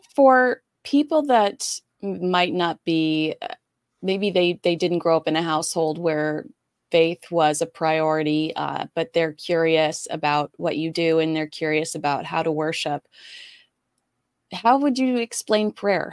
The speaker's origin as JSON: {"language": "English", "country": "United States", "said": "as an American"}